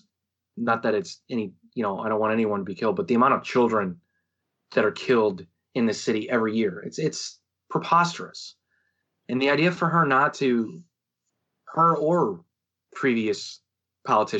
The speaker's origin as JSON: {"language": "English", "town": "St. Louis", "region": "Missouri", "country": "United States", "said": "Oh, St. Louis, Missouri"}